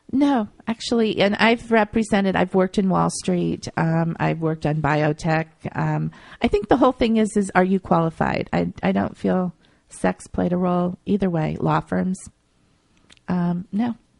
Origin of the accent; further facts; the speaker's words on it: Akron, Ohio, United States; moved away as an adult; now in New York, United States; I grew up in Akron, Ohio, and I had family around me